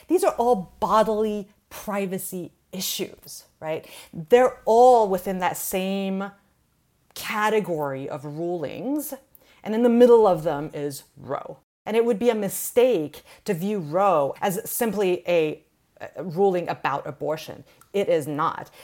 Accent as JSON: {"language": "English", "country": "Iran", "moved": "yes", "lives_now": "United States", "said": "I'm an immigrant from Iran"}